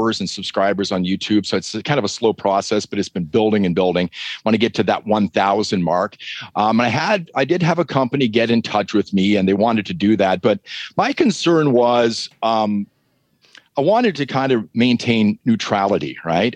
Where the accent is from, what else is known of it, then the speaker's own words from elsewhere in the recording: southwestern Ontario, Canada; accent: Canadian; now in Calgary, Canada; my hometown, which is in southwestern Ontario